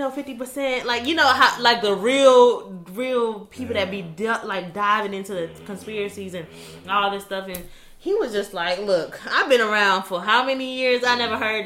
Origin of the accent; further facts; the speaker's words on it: United States; We as the American people